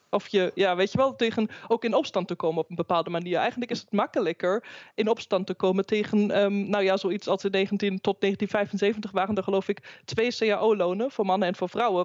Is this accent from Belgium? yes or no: no; Germany; now in Netherlands; mijn eigen, mijn geboorteland Duitsland